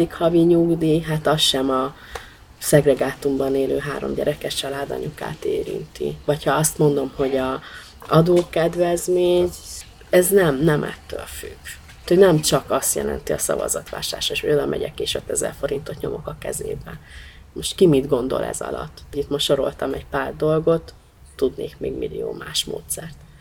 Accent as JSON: {"language": "Hungarian", "region": "Budapest", "country": "Hungary", "tie": "born or raised there", "also_born_or_lived": "Nagyecsed", "said": "a nyolcadik kerületi kötődésem, én ott nőttem föl, tehát igazából hat hónapos koromban költöztek Nagyecsedről a szüleim föl, az anyukám szüleivel Budapestre, a nyolcadik kerületbe"}